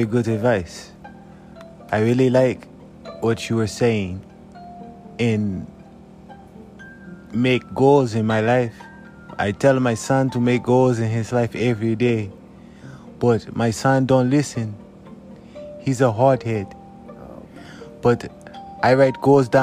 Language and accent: English; South Africa; now in United States; I'm from South Africa